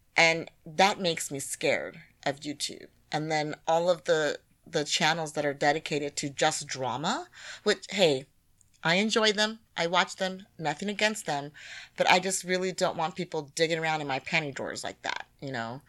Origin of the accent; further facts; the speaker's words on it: United States; being a black woman from America